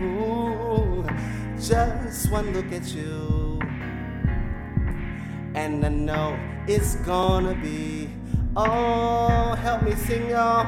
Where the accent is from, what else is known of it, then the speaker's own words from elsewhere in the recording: West Virginia, United States; as well as my home state of West Virginia.